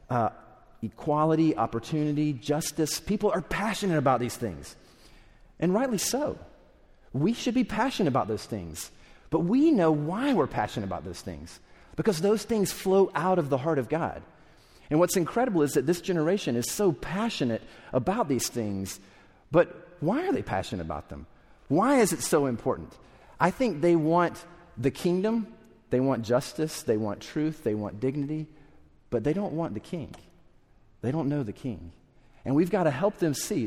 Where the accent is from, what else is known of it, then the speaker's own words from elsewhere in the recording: South Carolina, United States; I grew up in South Carolina